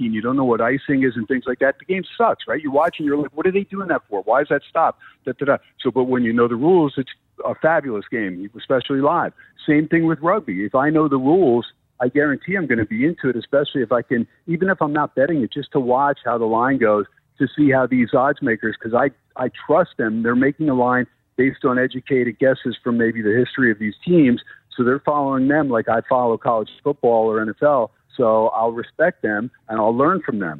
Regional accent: New Jersey, United States; also born or lived in New York; now in Las Vegas, United States; I'm from New Jersey initially

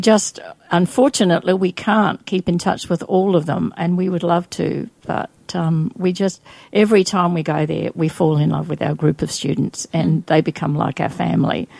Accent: Adelaide, South Australia, Australia; moved away as an adult; now in Brisbane, Australia; I went back to Australia and I grew up in Adelaide.

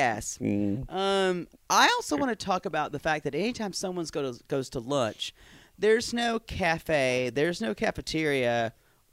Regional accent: Pickens, United States; Pickens, my hometown

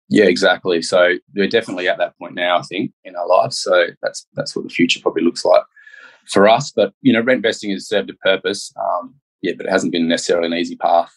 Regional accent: Perth, Western Australia, Australia; I was born in Perth and grew up here.

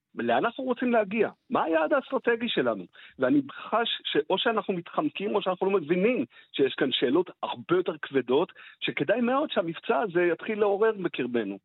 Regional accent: Israel

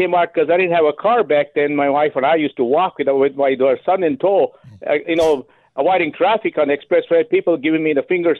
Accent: India; English is a second language; moved away as an adult; now in United States

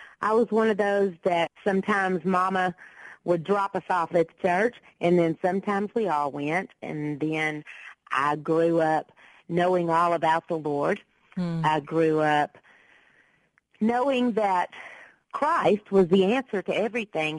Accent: Texas, United States; most people do describe me as Texas-raised

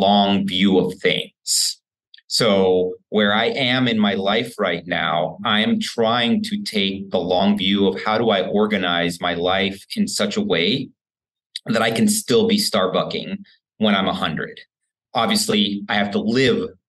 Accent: Houston, Texas, United States; my hometown of Houston

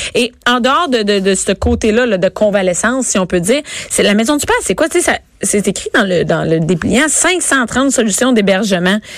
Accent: Rosemère, Quebec, Canada; je viens de Rosemère

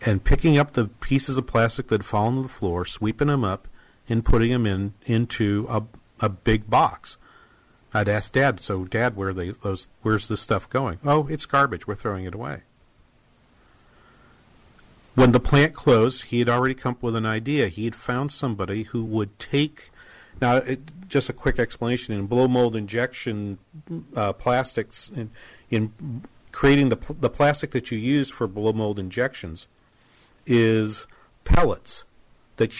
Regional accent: Manchester, New Hampshire, United States; my hometown in Manchester, New Hampshire

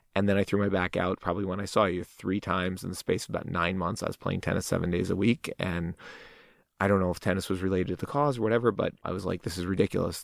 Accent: Fair Lawn, New Jersey, United States; moved away; Fairlawn, New Jersey.

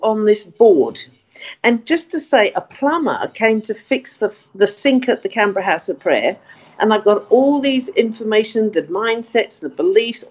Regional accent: United Kingdom; now in Australia; I come from Britain myself

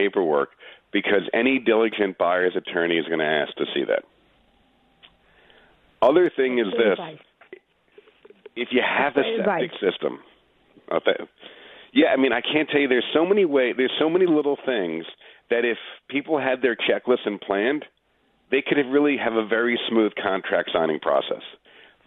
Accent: Long Island, New York, United States; moved away as an adult; also born or lived in Manhattan, New York; now in Westchester, United States; I grew up in Long Island, then I lived in Manhattan, and now I'm in Westchester

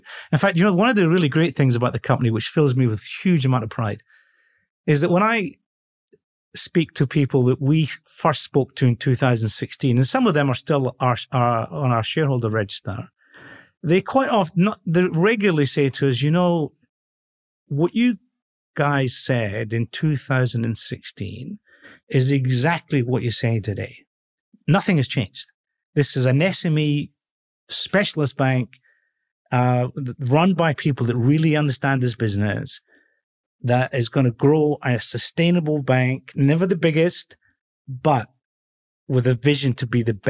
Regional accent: Edinburgh, Scotland, United Kingdom; born there; accent: Scottish with a hint of Irish; It's Scottish with a hint of Irish in it. But I was born in Edinburgh.

